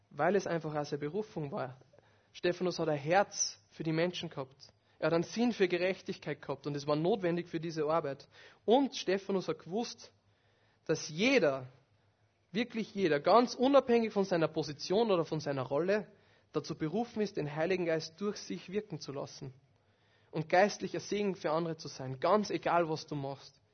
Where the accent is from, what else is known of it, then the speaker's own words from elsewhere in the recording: Upper Austria, Austria; von einem Tontechniker in meiner alten Heimatgemeinde in Oberösterreich.